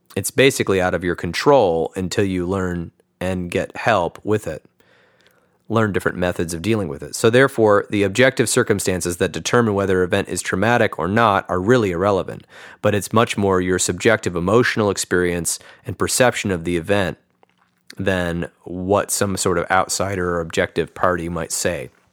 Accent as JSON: {"language": "English", "town": "East Lansing", "region": "Michigan", "country": "United States", "tie": "born or raised there", "also_born_or_lived": "Chicago, Illinois / Phoenix, Arizona", "moved": "as an adult", "lives_now": "Grand Rapids, United States", "said": "I grew up near Michigan State University right down the road"}